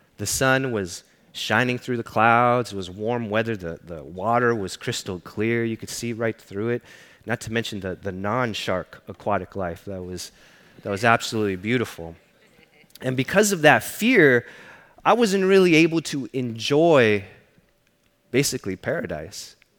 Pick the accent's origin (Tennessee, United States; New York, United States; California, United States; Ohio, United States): California, United States; Los Angeles; I grew up in East LA.